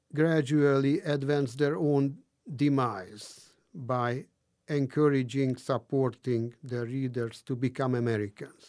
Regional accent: Hungary; moved away; my native Hungary

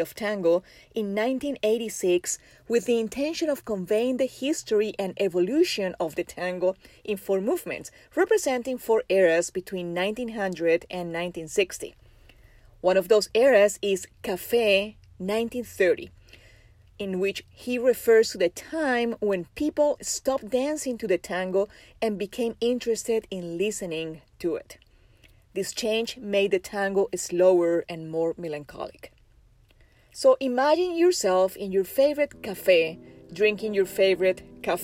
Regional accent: Colombia; now in Arkansas, United States; I am from Colombia, producer of the best coffee in the world

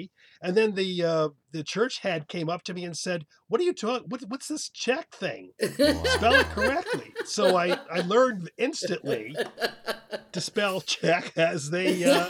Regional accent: United States; I spelled it as an American

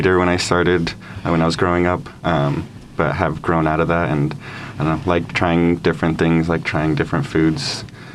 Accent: Denver, Colorado, United States; Born and raised in south of Denver, Colorado.

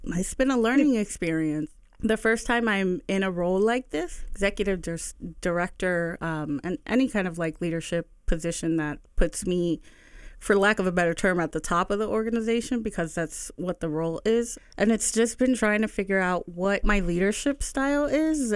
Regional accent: Bethlehem, Pennsylvania, United States; also born or lived in Allentown; I'm a lifelong resident of the Lehigh Valley. I grew up in the South Side, um, between, and then we moved to Allentown, and then I moved back to Bethlehem

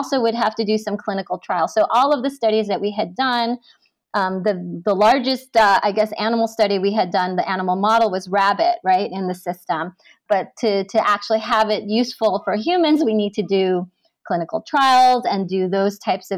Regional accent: New York, United States; I grew up in New York

